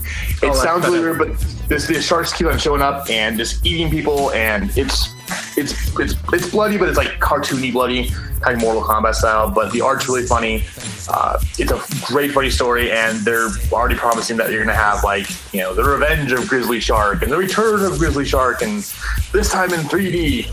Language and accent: English; California, United States; Which is a thing I do because, again, I'm from Southern California, so it's really weird.